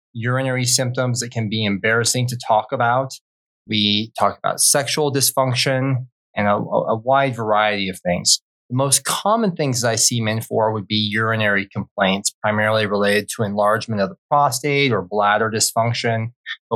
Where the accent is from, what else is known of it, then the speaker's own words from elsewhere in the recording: Wyoming, United States; moved away as an adult; also born or lived in Colorado Springs, Colorado / Philadelphia, Pennsylvania / San Antonio, Texas; now in Treasure Valley, Idaho, United States; I grew up in Wyoming